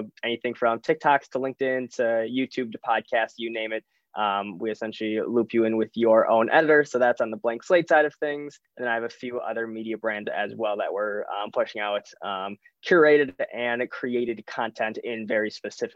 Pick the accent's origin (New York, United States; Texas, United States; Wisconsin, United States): Wisconsin, United States; Milwaukee; from Milwaukee, Wisconsin here in the States